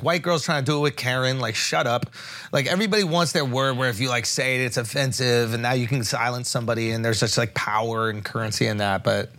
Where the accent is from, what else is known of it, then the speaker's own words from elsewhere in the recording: United States; I am American.